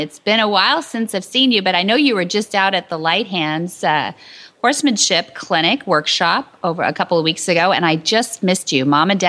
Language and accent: English; San Luis Obispo, California, United States; We lived not too far from each other when I was born in San Luis Obispo.